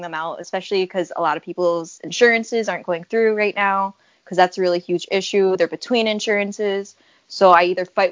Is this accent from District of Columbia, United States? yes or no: no; Chicago, Illinois, United States; I was actually born and raised here in Chicago. I was born in the Humboldt Park area. And then I grew up mostly in Logan Square